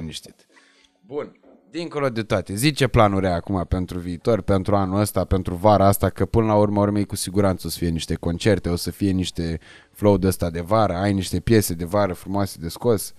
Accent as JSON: {"language": "Romanian", "region": "Moldavia", "country": "Romania", "moved": "yes", "lives_now": "Bucharest, Romania", "said": "toți suntem din Moldova"}